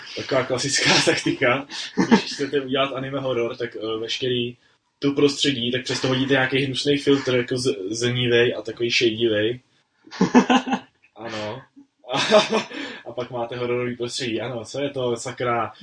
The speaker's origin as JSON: {"language": "Czech", "country": "Czechia", "said": "tady u nás v Čechách"}